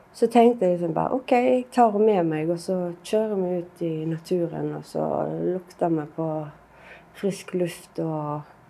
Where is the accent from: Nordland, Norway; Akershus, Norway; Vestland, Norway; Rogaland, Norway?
Vestland, Norway; Bømlo; havna vi jo hjemme på Bømlo igjen